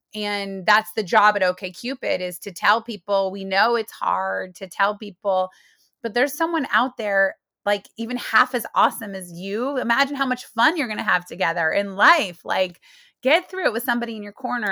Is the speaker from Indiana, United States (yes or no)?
yes; Muncie, Indiana, United States; moved away as an adult; also born or lived in New York City; I'm from Muncie, Indiana